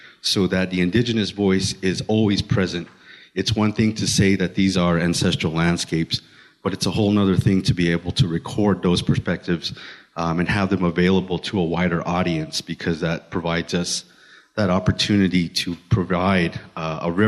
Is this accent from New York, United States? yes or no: no; Hopi, Arizona, United States; my background is, of course, I'm from Hopi